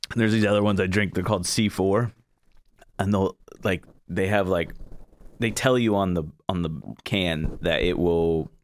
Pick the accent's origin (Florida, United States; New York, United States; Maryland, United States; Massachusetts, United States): Florida, United States; moved away; I'm originally from Florida.